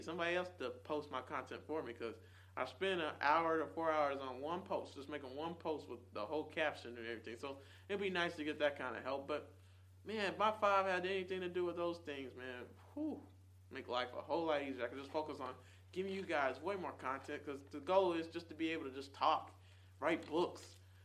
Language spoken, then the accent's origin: English; Nashville, Tennessee, United States; moved away as an adult; also born or lived in Charlotte, North Carolina; here in Nashville, in Nazareth, this is what I call this place